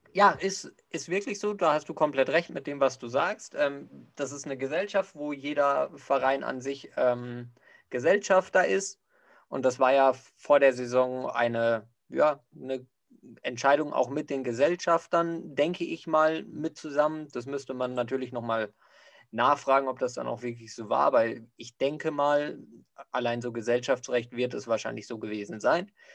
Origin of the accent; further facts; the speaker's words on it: Bavaria, Germany; bei uns in Bayern